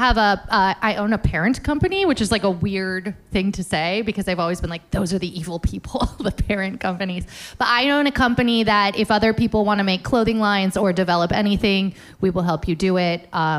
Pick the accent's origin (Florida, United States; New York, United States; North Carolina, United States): Florida, United States; moved away as an adult; the most important thing about growing up in South Florida that it taught me is to leave. It said, there are no creative jobs here. You have to get out. And I did.